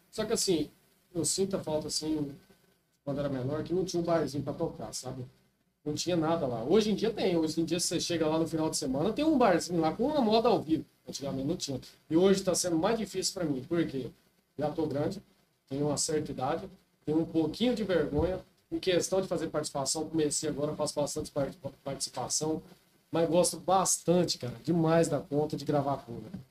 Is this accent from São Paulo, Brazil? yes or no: no; Paranatinga, Mato Grosso, Brazil; born there; also born or lived in Canarana; Rapaz, eu morava no interior, né? Uma cidadezinha que eu nasci, é, em Paranatinga, Mato Grosso. Uma cidadezinha bem pequenininha.